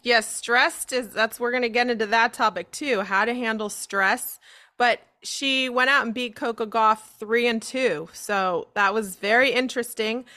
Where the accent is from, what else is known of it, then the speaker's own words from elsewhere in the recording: San Diego, California, United States; growing up in San Diego and being a Chargers fan